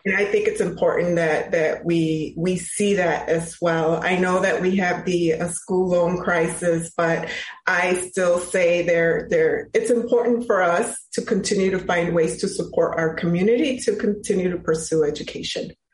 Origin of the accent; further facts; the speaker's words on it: Chicago, Illinois, United States; I was born and raised in Chicago. I am a product of CPS, of Chicago Public Schools.